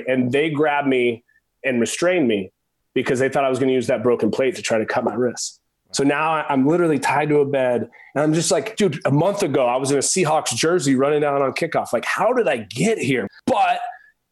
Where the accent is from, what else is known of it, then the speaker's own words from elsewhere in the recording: Oregon, United States; I was a skinny pencil neck kid growing up in Oregon